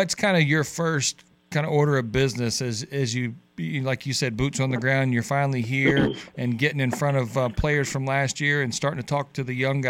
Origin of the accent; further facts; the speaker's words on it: Homewood, Alabama, United States; moved away; I grew up in Homewood, so I was just right around the corner